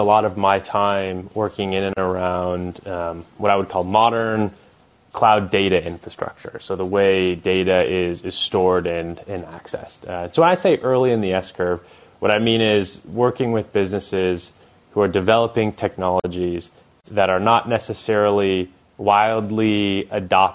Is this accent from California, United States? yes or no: yes; Bay Area, California, United States; growing up in the Bay Area